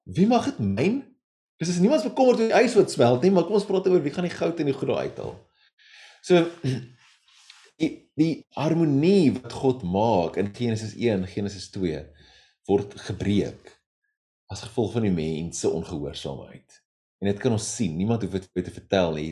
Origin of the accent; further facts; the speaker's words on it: South Africa; ons is as Suid-Afrikaners